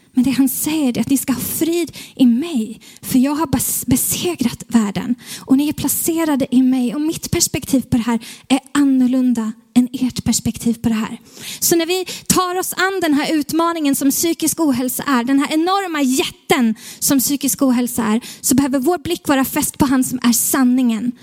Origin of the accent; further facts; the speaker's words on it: Stockholm, Stockholm County, Sweden; som stockholmare som är här